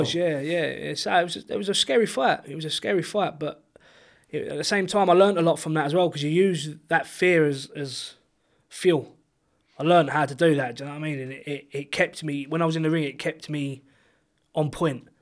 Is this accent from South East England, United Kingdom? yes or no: yes; Chatham, South East England, United Kingdom; there's no one in Chatham that does bare knuckle boxing apart from me